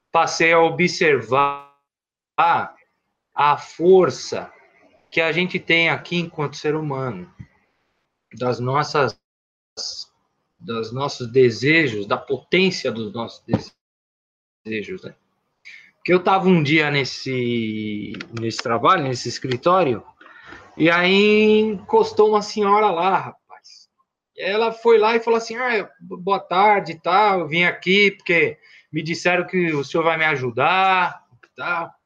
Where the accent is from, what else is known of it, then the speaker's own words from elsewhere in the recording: São Paulo, Brazil; Eu sou da Zona Leste de São Paulo. Eu nasci em Itaquera, me criei morei em São Mateus, na região é, ali da André de Almeida.